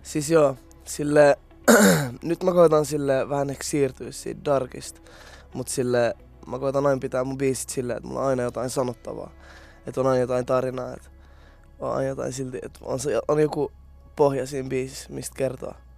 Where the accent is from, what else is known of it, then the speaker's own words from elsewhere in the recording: Tampere, Pirkanmaa, Finland; mä oon ite Tampereelta